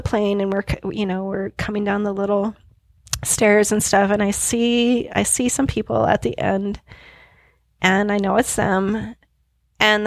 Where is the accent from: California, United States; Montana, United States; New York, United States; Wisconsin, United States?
Montana, United States; Billings; I was born on October 29th, 1975 in Billings, Montana